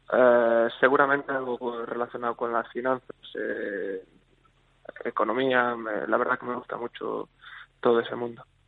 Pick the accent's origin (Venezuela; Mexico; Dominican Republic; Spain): Spain; Vigo, Galicia; me crié aquí, siempre pues desde pequeñito iba al campo